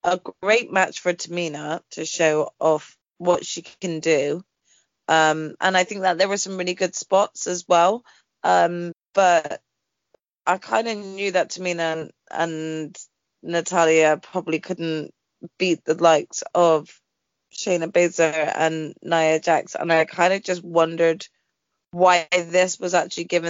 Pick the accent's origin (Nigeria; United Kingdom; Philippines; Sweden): United Kingdom; we're British